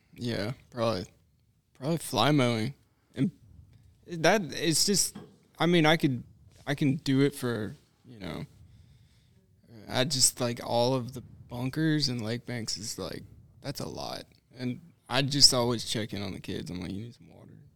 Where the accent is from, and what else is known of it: Knoxville, Tennessee, United States; moved away